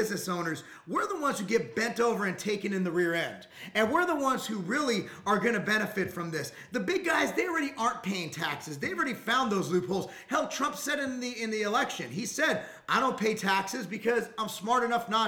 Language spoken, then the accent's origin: English; California, United States; moved away; Let's move on to our old home state. We grew up in California.